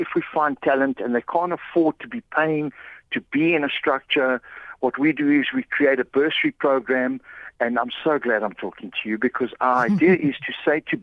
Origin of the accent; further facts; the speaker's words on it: South Africa; as a South African coach, I went over to Spain